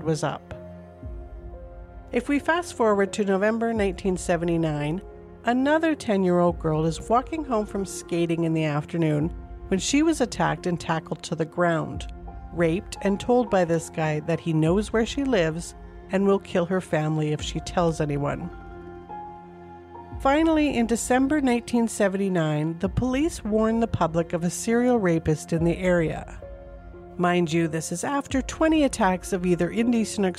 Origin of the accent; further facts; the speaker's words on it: Calgary, Alberta, Canada; Calgary, Alberta, Canada is my hometown. We moved here in the summer of 1978